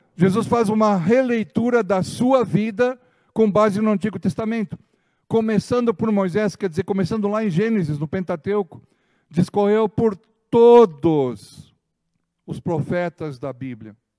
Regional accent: Ijuí, Rio Grande do Sul, Brazil; quando eu era criança pequenininha lá em Juí

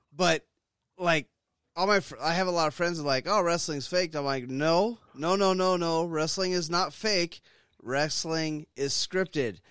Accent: Stockton, California, United States; Growing up in Stockton, California

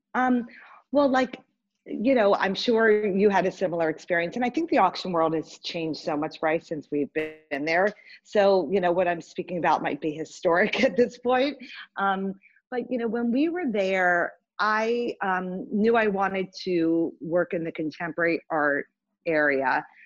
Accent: Richmond, Virginia, United States; moved away; growing up in Richmond

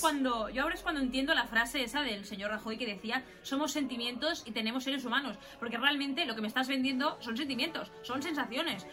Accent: Spain; aquí en España no nos vamos mucho más allá, es que más o menos somos un poco iguales

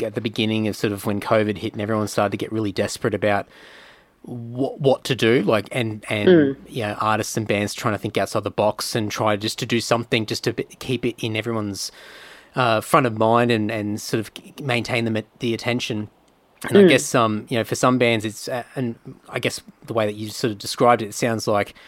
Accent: Brisbane, Queensland, Australia; now in Sydney, Australia; I was sort of a little bit fresh to the Sydney scene, because I was from Brisbane originally

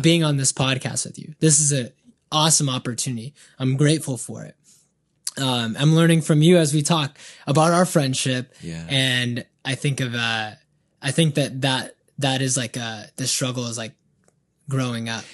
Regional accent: Banning, California, United States; also born or lived in Colton, California; Then moved to Banning when I was younger in the fourth grade

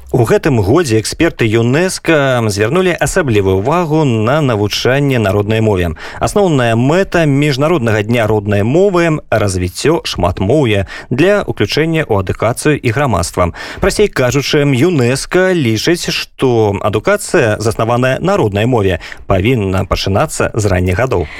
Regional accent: Belarus; moved away as an adult; now in Poland; калі жыў у беларусе

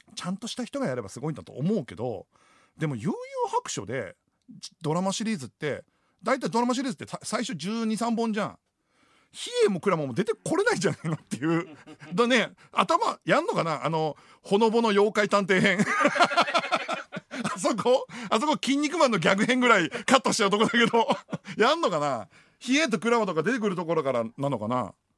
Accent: Iwaki, Fukushima, Japan; moved away as an adult; now in Tokyo, Japan; 僕福島県の出身なんですよ。

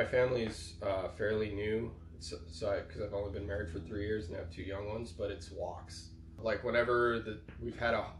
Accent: El Paso, Texas, United States; moved away; I came from El Paso, Texas

